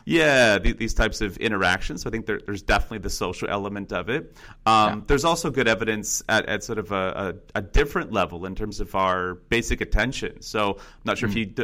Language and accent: English; Northern California, United States; originally I'm from Northern California and uh, grew up about an hour north of uh, the San Francisco area